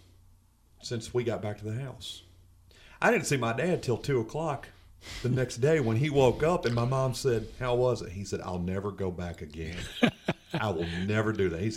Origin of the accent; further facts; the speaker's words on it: outside of Cincinnati, Ohio, United States; growing up outside of Cincinnati